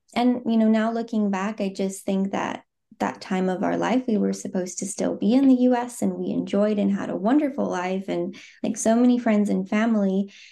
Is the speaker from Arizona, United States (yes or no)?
yes; Phoenix, Arizona, United States; moved away as an adult; now in Zurich, Switzerland; I am, um, born and raised in the U S, Um, I grew up in Phoenix, Arizona